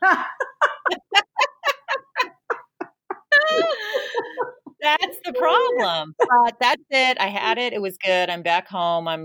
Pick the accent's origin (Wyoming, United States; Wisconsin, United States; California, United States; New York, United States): California, United States; San Jose; moved away; where I grew up in South San Jose, next to Almaden Valley.